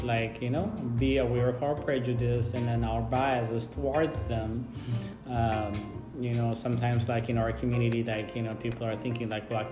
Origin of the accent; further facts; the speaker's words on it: Ethiopia; moved away as an adult; now in United States; I grew up like in Ethiopia